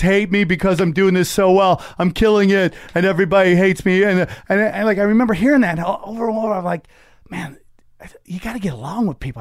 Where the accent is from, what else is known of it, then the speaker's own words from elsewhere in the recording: Cortland, New York, United States; moved away; also born or lived in Las Vegas / Los Angeles; Outside Syracuse, a place called Cortland, New York